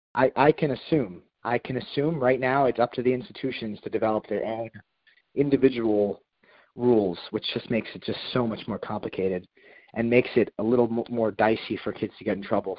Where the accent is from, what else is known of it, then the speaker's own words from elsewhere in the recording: Princeton, New Jersey, United States; moved away as an adult; also born or lived in Washington, D.C.; Hugh and I are both from Princeton, New Jersey.